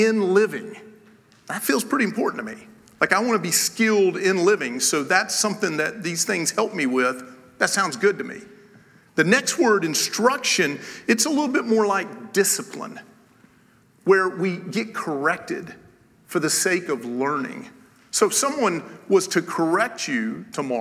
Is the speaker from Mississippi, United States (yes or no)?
no; Tennessee, United States; I am from Tennessee